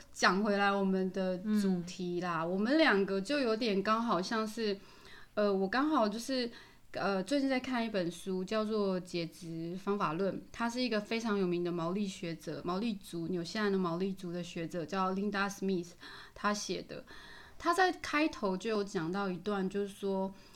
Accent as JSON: {"language": "Chinese", "country": "Taiwan", "said": "那当然嘛，我是台湾人"}